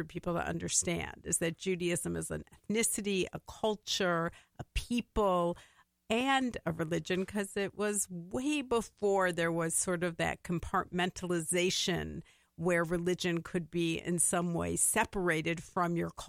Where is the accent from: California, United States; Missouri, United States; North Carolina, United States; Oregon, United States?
Missouri, United States; St. Louis; moved away as an adult; now in Minnesota, United States; I grew up in St. Louis, Missouri, or Missouri, as most Missourians say.